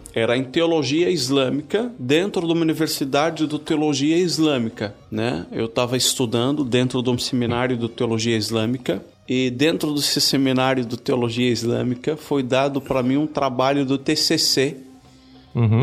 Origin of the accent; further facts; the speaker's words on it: Morocco; Portuguese is a second language; moved away as an adult; now in Brazil; eu sou marroquino de origem